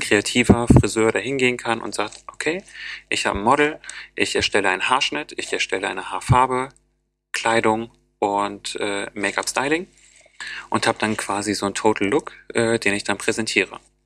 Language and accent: German; Osnabrück, Lower Saxony, Germany; now in Bremen, Germany; In Niedersachsen zum Beispiel, wo ich herkomme